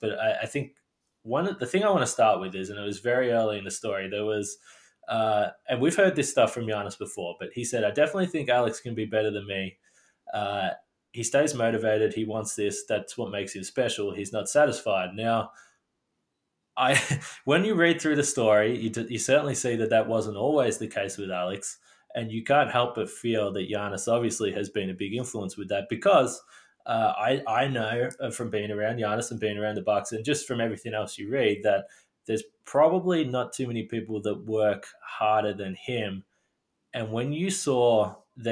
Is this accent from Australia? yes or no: yes; Australia; being Australian